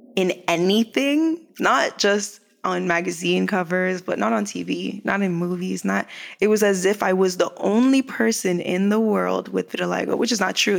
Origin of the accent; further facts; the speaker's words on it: Canada; moved away as an adult; also born or lived in Jamaica; now in Los Angeles, United States; I am a black woman. I am Canadian. Mm. I am Jamaican.